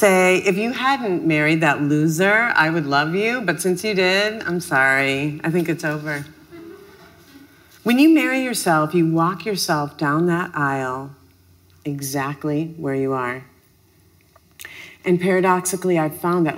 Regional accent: Minneapolis, Minnesota, United States; I'm from Minneapolis

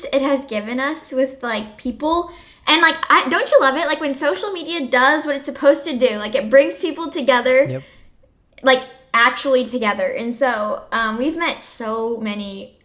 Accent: Quincy, Illinois, United States; I'm from Quincy, Illinois.

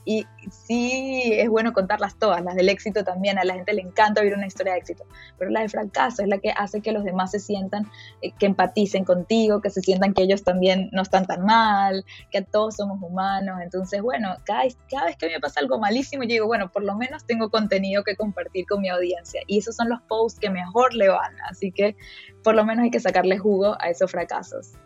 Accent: Venezuela; moved away as an adult; also born or lived in Miami, United States; now in United States; yo me fui cuando tenía 19 años de Venezuela

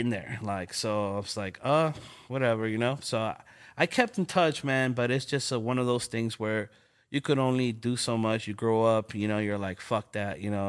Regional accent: Los Angeles, California, United States; I'm from L A, you know, born and raised. I was born in South Central, King Hospital

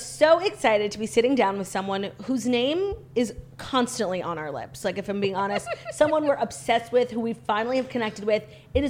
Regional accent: United States; as an American

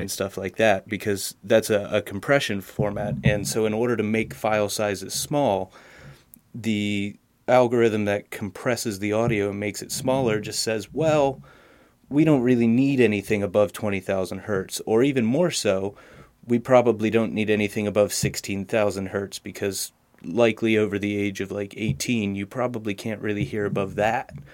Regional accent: Harrisburg, Pennsylvania, United States; I'm from Harrisburg, Pennsylvania

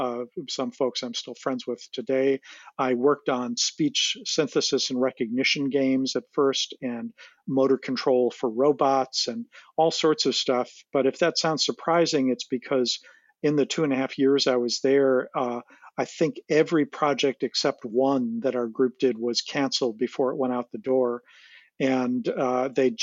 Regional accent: Chicago, Illinois, United States; moved away as an adult; I grew up in Chicago

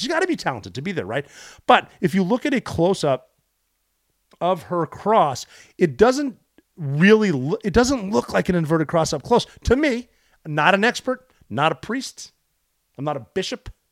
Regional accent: Montana, United States; Growing up in Montana

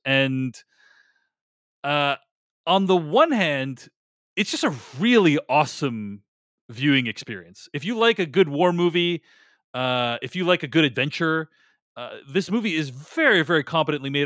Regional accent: Boston, Massachusetts, United States; moved away; I was from Boston

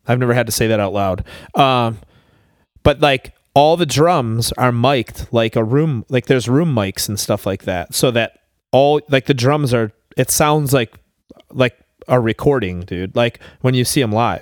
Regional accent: Buffalo, New York, United States; I was from Buffalo

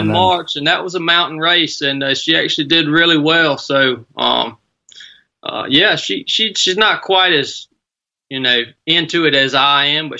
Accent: Northwest Georgia, United States; now in Suffolk, United States; born and raised in Northwest Georgia, man.

